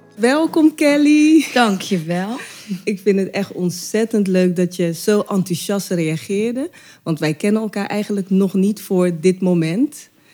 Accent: Rotterdam, South Holland, Netherlands; Rotterdam, mijn geboortestad

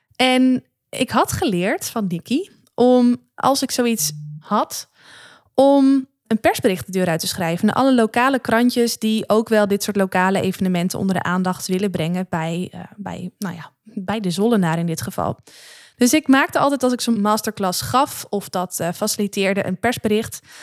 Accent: Netherlands; ben ik ook maar gewoon een Nederlander.

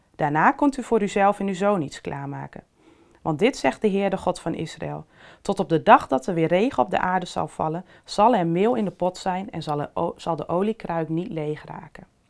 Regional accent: Netherlands; wij als Nederlanders

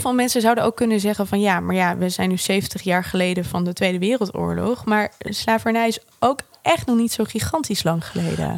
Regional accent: Netherlands; wij met z'n allen als Nederlanders

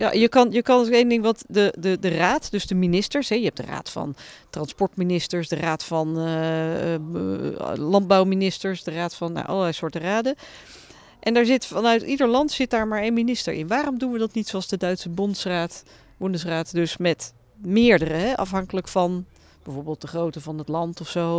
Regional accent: Netherlands; moved away as an adult; now in Brussels, Belgium; Tuurlijk ben ik een Nederlander, ik ben daar gevormd

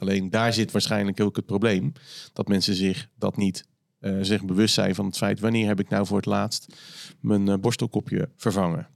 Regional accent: Netherlands; wij als Nederlanders

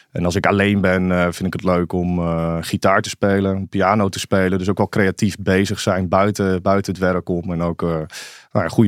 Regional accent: Ommen, Overijssel, Netherlands; also born or lived in Zwolle; in Zwolle, in het ziekenhuis, maar opgegroeid in Ommen. Ehm, ja, een klein stadje aan de Vecht in Overijssel. Het is, ja, het is officieel een stad. We zeggen altijd een, beetje een dorp met stadsrechten eigenlijk.

